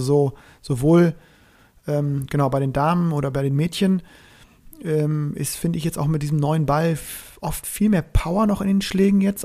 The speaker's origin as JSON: {"language": "German", "region": "Northern Germany", "country": "Germany", "moved": "yes", "lives_now": "Cologne, Germany", "said": "als ich als Norddeutscher"}